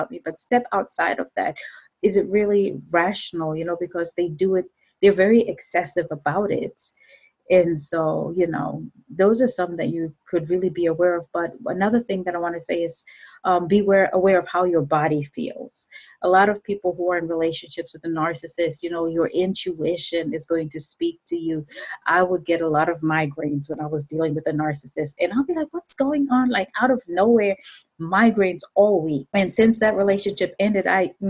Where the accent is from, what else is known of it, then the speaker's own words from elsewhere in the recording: Zimbabwe; I'm from Zimbabwe.